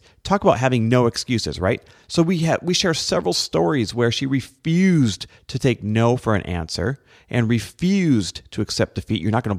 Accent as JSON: {"language": "English", "region": "Midwest", "country": "United States", "tie": "born or raised there", "moved": "yes", "lives_now": "California, United States", "said": "I grew up in the Midwest."}